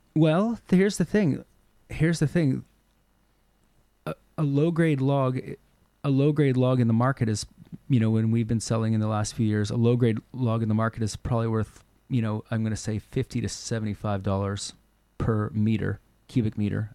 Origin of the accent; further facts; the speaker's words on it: Nova Scotia, Canada; now in Cortes Island, Canada; where I grew up in Nova Scotia